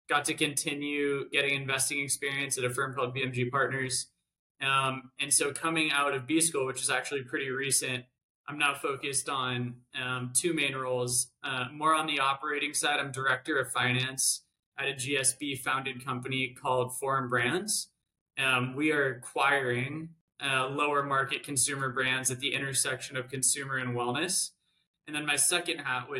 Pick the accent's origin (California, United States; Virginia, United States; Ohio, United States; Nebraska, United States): California, United States; San Diego; moved away as an adult; I grew up in San Diego